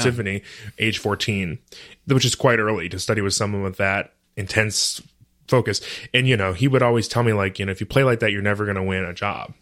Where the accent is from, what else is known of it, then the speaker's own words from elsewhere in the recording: Brighton, Michigan, United States; also born or lived in Detroit, Michigan; I was born in Detroit, Um, I was raised in a town called Brighton, which is a suburb of Ann Arbor